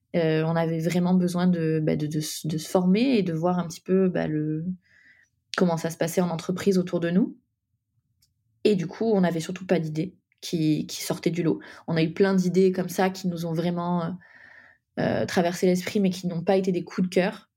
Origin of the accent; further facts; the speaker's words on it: Nîmes, Occitania, France; now in Paris, France; on vient du sud de la France, de Nîmes. On a on est toutes les deux montées à Paris